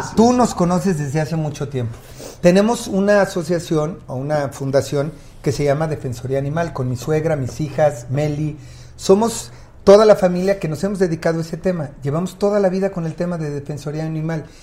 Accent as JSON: {"language": "Spanish", "region": "Mexico City", "country": "Mexico", "tie": "born or raised there", "said": "Nací en Iztapalapa, muy cerca del Cerro del Peñón"}